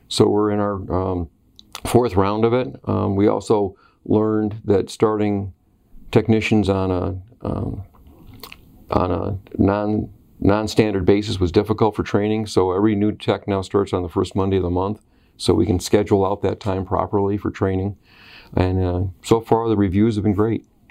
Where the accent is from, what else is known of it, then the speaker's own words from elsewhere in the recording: Oswego, New York, United States; also born or lived in Western Pennsylvania; I grew up in Oswego